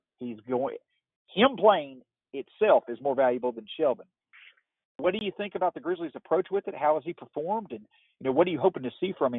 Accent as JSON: {"language": "English", "town": "Martin", "region": "Tennessee", "country": "United States", "tie": "born or raised there", "moved": "as an adult", "lives_now": "Memphis, United States", "said": "I'm a West Tennessean myself. I was born and raised up in Martin, Tennessee, and I've been in Memphis now for about a decade."}